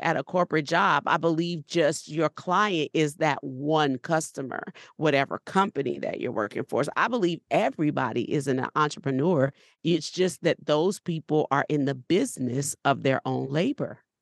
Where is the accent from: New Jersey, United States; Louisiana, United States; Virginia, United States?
Louisiana, United States; New Orleans; We're from New Orleans